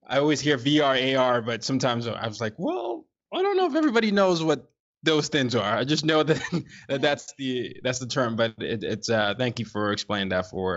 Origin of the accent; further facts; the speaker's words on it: Lagos, Nigeria; now in United States; my hometown, Lagos.